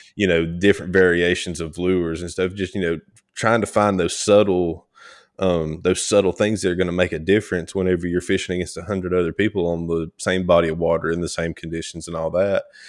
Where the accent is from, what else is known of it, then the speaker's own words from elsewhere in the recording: North Georgia, United States; also born or lived in South Mississippi; I was born in North Georgia, um, born and raised, you know, still, still back here.